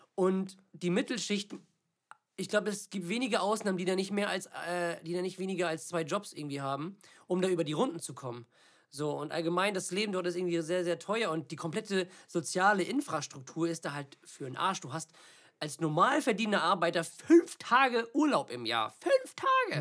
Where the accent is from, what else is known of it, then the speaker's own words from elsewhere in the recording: Germany; weil das mein Heimatland ist und ich hier alles habe